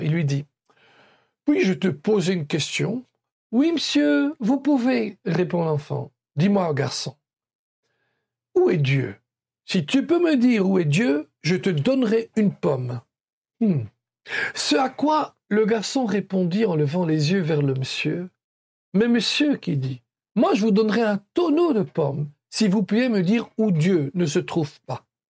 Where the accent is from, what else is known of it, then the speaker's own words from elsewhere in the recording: Belgium; comme on dit chez nous en Belgique